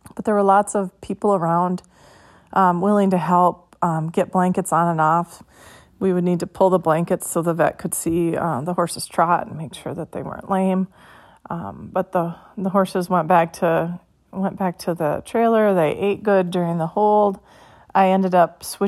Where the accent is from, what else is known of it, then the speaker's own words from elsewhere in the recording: Minnesota, United States; I'm from Minnesota